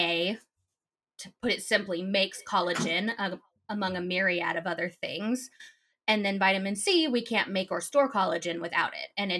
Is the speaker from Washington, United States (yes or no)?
yes; Sammamish, Washington, United States; I grew up in Sammamish, Washington